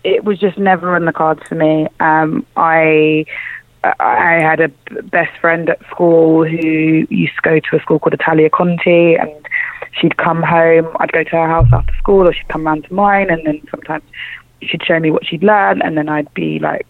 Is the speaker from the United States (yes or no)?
no; London, United Kingdom; I was born and raised in East London. I come from a place called Forest Gate, which is right next to Stratford